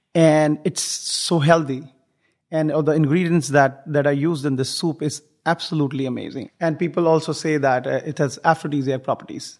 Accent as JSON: {"language": "English", "area": "foothills of the Himalayas", "region": "northern India", "country": "India", "moved": "as an adult", "lives_now": "Houston, United States", "said": "I come from India, the foothills of the Himalayas, the northern part of India"}